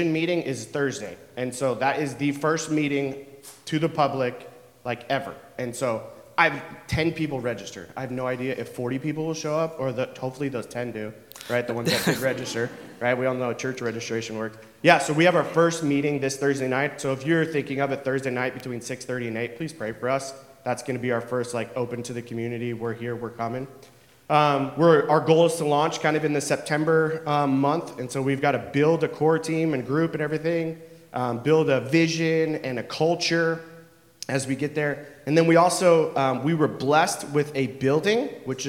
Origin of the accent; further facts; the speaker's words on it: Cleveland, Ohio, United States; moved away as an adult; now in Columbus, United States; our hometown is the west side of Cleveland